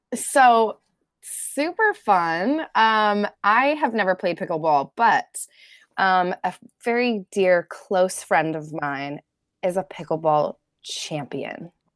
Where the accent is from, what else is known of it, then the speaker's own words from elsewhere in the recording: Colorado, United States; I grew up in Colorado.